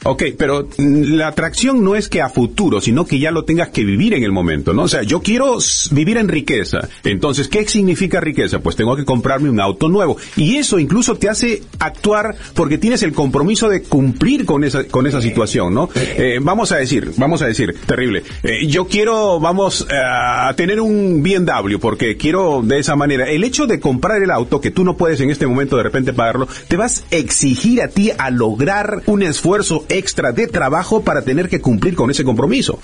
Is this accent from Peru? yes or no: yes; Peru; moved away; yo soy de Perú y cada cierto tiempo viajo a Perú